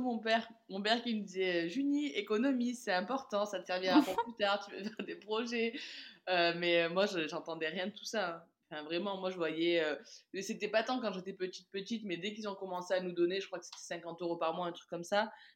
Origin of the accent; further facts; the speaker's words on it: south of France, France; also born or lived in Caribbean; j'ai décidé de rentrer dans le, dans le sud de la France chez moi